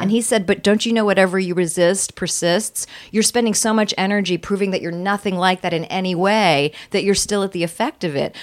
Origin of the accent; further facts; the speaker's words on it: Virginia, United States; I was born in Virginia